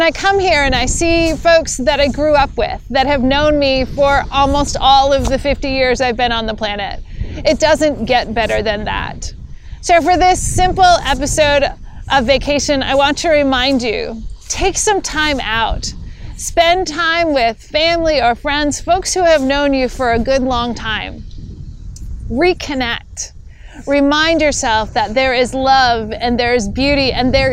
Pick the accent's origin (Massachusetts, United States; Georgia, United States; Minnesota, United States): Massachusetts, United States; Hyannis; moved away as an adult; now in Minneapolis, United States; come back to my hometown to celebrate turning 50